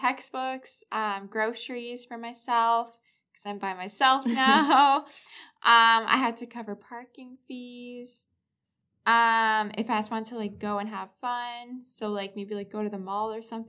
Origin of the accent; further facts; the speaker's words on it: Toronto, Ontario, Canada; I'm from Toronto.